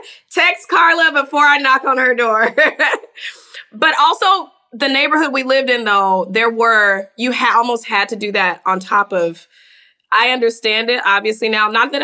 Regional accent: the South, United States; we're from the South. Like, this is how I grew up.

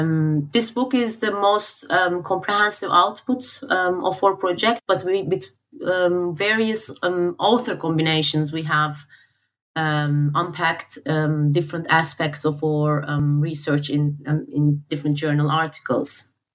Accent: Turkey; now in United Kingdom; I'm originally from Turkey, but I work in the UK.

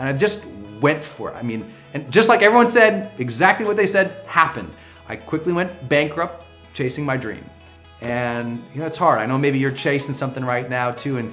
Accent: Montana, United States; moved away as an adult; also born or lived in San Francisco; I'm from Montana, we use duct tape on everything

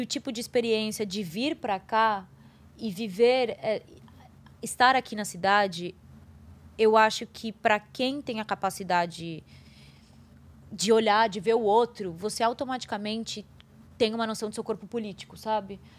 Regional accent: Brazil; país onde eu nasci, que 56% da população é preta

